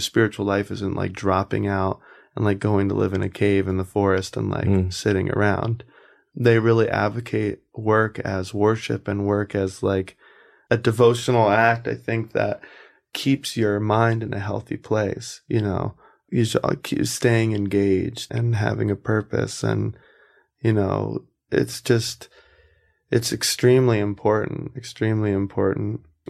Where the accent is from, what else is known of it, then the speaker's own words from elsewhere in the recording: South Carolina, United States; moved away as an adult; also born or lived in California; I'm from South Carolina.